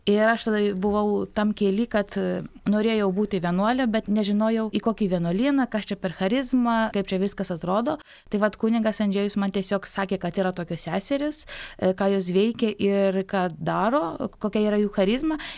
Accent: Vilnius, Vilnius County, Lithuania; now in Kaunas, Lithuania; aš esu pati iš Vilniaus

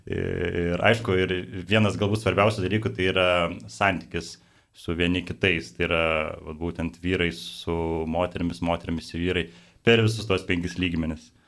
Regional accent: Kaunas, Kaunas County, Lithuania; Ir prisijungiau Kaune, nes pats esu Kaunietis.

